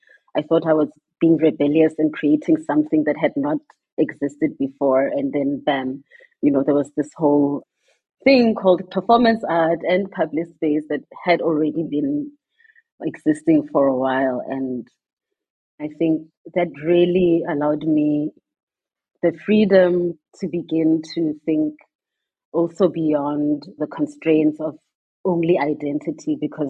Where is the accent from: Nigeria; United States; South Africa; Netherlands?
South Africa; Mahikeng, North West; So I grew up in the 80s in Mafeking. And at the time, Mafeking was, of course, a homeland, not part of South Africa